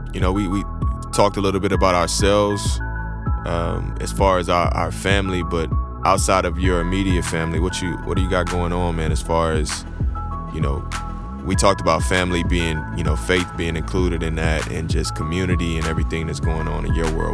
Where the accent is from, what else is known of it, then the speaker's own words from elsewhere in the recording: Houston, Texas, United States; now in Oklahoma, United States; I'm from Houston, as, as some of you guys that know me from my music know I'm from Houston